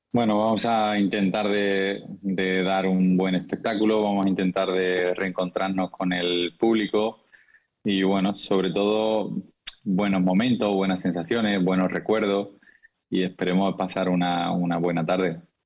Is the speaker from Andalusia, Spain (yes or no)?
yes; Seville, Andalusia, Spain; moved away as an adult; also born or lived in Lisbon, Portugal; salí de Sevilla muy joven y Lisboa me acogió muy bien